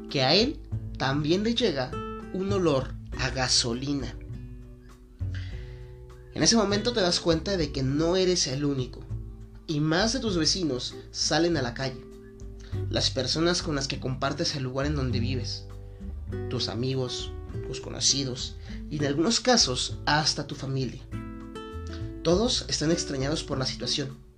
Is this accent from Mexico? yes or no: yes; Guadalajara, Jalisco, Mexico; porque soy mexicano, porque soy de aquí de Guadalajara, porque la gente comparte ciertas características y rasgos que nos hacen, pues ahora sí que parte de esto que es la ciudad.